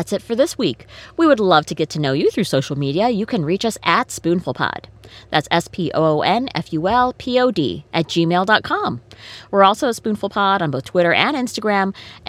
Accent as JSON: {"language": "English", "country": "United States", "said": "I just feel like I'm an American and I live in America."}